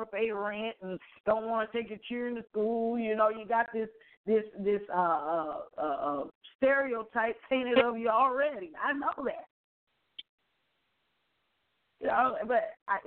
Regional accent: Mobile, Alabama, United States; we grew up in Orange Grove

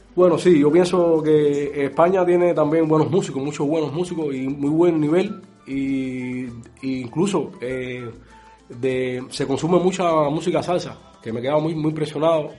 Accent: Cuba; moved away as an adult; now in Tenerife, Spain; somos un grupo de amigos cubanos que venimos de Cuba

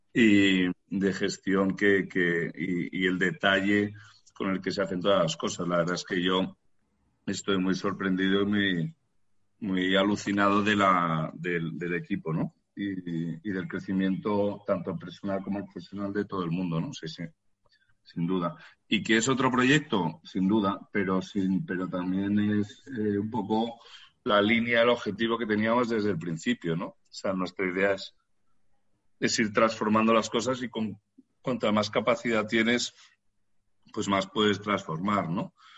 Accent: Madrid, Community of Madrid, Spain; los que somos de Madrid

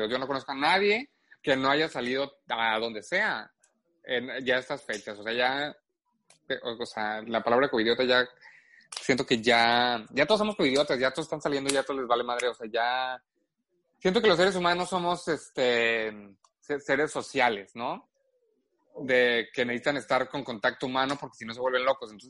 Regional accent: Guadalajara, Jalisco, Mexico; Pero yo soy de Guadalajara, orgullosamente

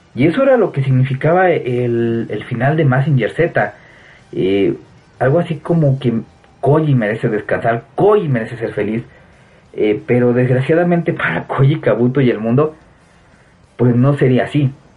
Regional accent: Mexico; ahorita en mi país, en México

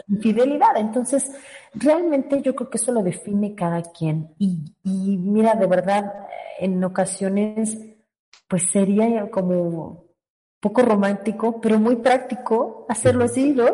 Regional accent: Guadalajara, Jalisco, Mexico; moved away; Soy tapatía, aunque ya vivo aquí desde hace mucho tiempo.

